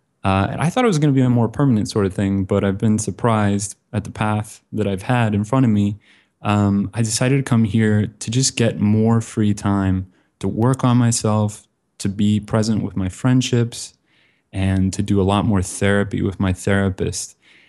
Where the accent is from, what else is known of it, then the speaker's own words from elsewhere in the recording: Bend, Oregon, United States; also born or lived in Kansas City; now in Vietnam; Originally, I'm from Central Oregon, beautiful mountain town called Bend.